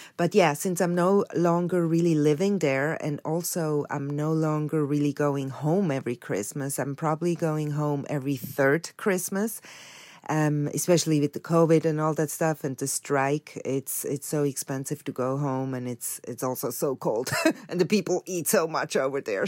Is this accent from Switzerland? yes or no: yes; Switzerland; now in United States; I grew up in Switzerland